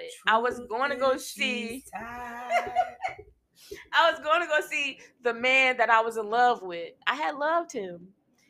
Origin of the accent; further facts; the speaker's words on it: Newark, New Jersey, United States; I'm from Newark